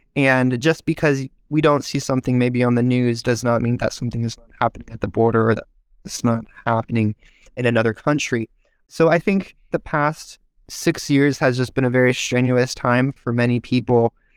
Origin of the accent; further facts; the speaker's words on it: Visalia, California, United States; I was born here in the United States in Visalia, California. It's about an hour's north of Bakersfield, if you're familiar. It's kind of the Central Valley area